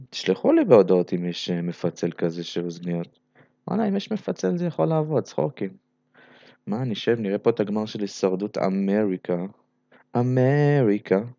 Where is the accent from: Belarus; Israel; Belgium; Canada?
Belarus; אז אה, קודם כל אני לא רוסי, אני בלרוסי, בסדר?